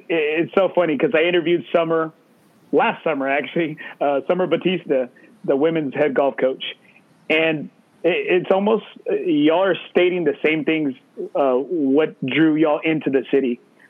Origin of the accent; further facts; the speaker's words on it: Corpus Christi, Texas, United States; moved away as an adult; now in San Antonio, United States; I'm originally from Corpus Christi.